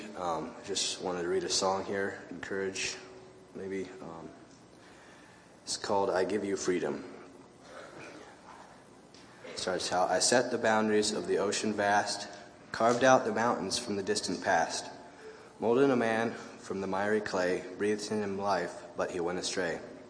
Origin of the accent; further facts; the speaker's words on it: Griswold, Iowa, United States; Really enjoyed this week. I'm from Griswold, Iowa.